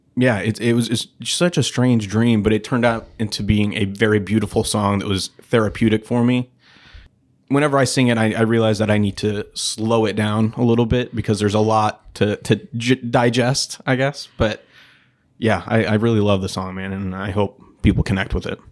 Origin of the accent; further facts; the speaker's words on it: St. Louis, Missouri, United States; also born or lived in Oakville, Missouri / Kirkwood, Missouri; Saint Louis born and raised. I, uh, I grew up in Oakville, kinda South County area, right between Oakville and Melville.